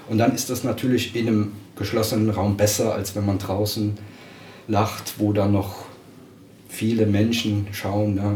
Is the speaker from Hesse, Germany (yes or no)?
no; Dickenschied, Rhineland-Palatinate, Germany; ich bin aus dem Hunsrück, aus Dickenschied.